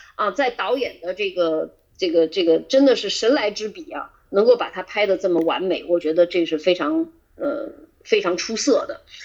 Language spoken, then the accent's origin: Chinese; China; 它里面有两个隐藏的东西是我们中国人不太习惯的